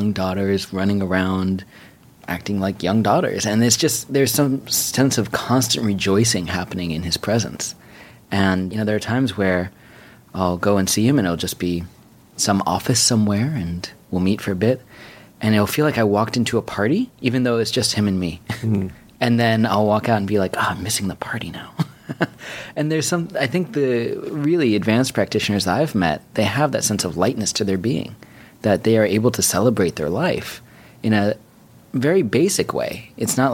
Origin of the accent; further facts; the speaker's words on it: New York City, New York, United States; I grew up on 86 between Park and Lex here in New York City